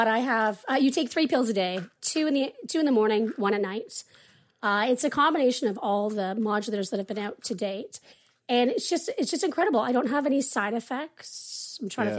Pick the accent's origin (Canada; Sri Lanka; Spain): Canada; I'm Canadian